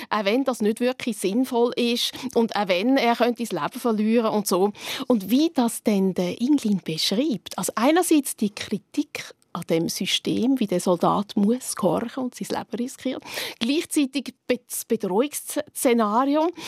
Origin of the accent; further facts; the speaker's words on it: Switzerland; Wir als Schweizer, Schweizerinnen kennen das so ein das.